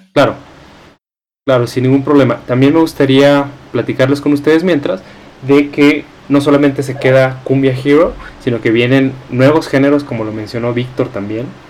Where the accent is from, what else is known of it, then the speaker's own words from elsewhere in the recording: Mexico; nosotros como mexicanos